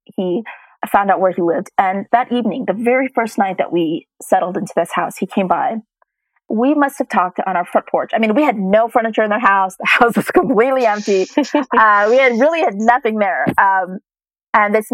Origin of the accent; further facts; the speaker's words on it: United States; moved away; I was born and raised in the United States